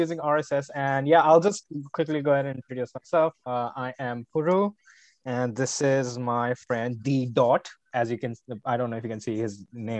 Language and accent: English; India; moved away; I am originally from India. That's where I grew up